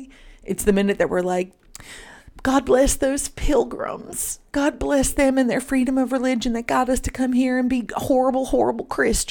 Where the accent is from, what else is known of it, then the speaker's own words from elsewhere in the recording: New Jersey, United States; now in West Virginia, United States; Where I grew up in New Jersey, it's not large, but the native population, their reserve is there. It's the Lenni Lenape people. They're a branch of the Delaware Indian.